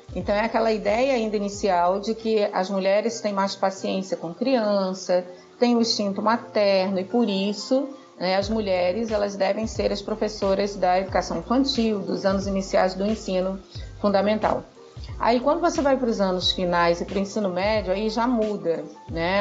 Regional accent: Rio de Janeiro, Brazil; moved away as an adult; now in Rio Grande do Norte, Brazil; Eu sou carioca, moro aqui no Rio Grande do Norte há 20 anos

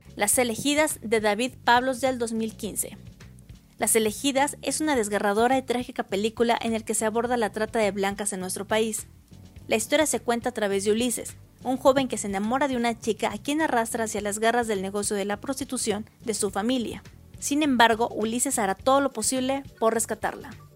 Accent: Mexico

